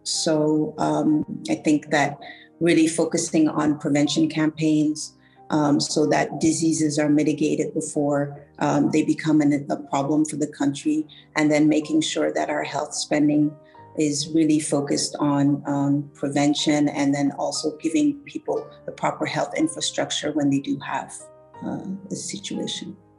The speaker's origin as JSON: {"language": "English", "country": "Mali", "said": "I'm from Mali."}